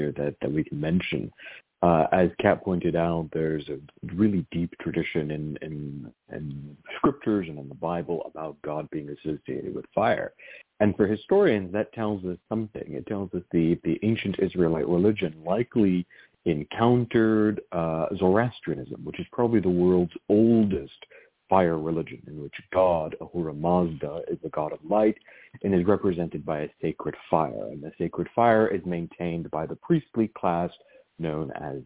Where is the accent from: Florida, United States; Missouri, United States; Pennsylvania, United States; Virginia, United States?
Virginia, United States; Where I grew up in Virginia, almost every single altar had some type of oil lamp